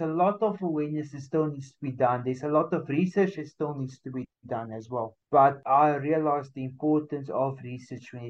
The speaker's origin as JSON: {"language": "English", "country": "South Africa", "said": "I'm talking only from South Africa"}